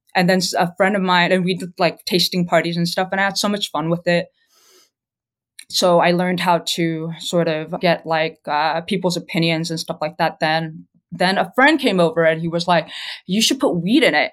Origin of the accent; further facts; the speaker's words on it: California, United States; moved away; also born or lived in New York City; I'm actually originally from California